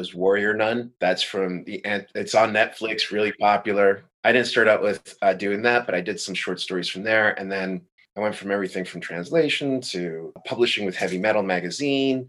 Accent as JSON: {"language": "English", "town": "Madrid", "region": "Community of Madrid", "country": "Spain", "tie": "born or raised there", "also_born_or_lived": "Brooklyn, New York", "moved": "yes", "lives_now": "Paris, France", "said": "Born in Madrid. Dad's from East St. Louis. My mom's Spanish."}